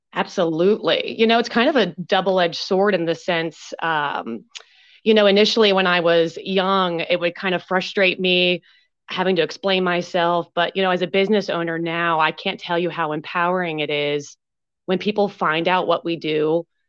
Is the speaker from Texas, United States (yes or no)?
no; Pennsylvania, United States; now in Marietta, Georgia, United States; I'm originally from Pennsylvania